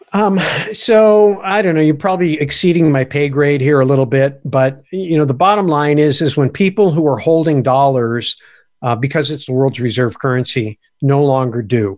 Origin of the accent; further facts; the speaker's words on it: United States; I'm an American